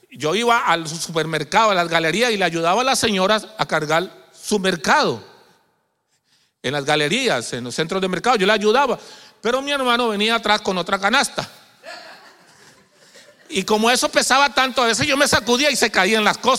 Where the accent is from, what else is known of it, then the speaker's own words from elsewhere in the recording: Colombia; No, yo soy colombiano y voy más rápido para Colombia, Jehová.